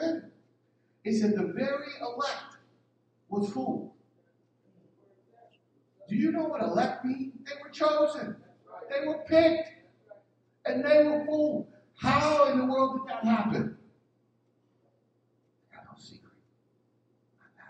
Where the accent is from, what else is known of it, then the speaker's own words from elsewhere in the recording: Philadelphia, Pennsylvania, United States; I'm from North Philly